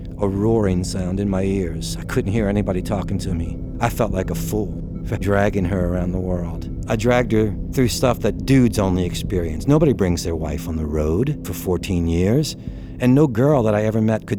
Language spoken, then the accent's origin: English; New Orleans, Louisiana, United States; I'm from New Orleans, Louisiana.